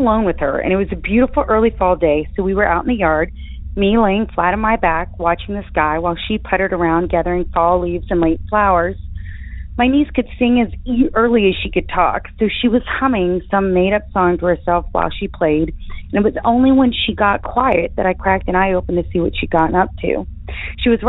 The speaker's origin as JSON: {"language": "English", "region": "Appalachia", "country": "United States", "tie": "born or raised there", "also_born_or_lived": "Virginia / West Virginia", "said": "My sister and I were raised in Appalachia, in Virginia and West Virginia"}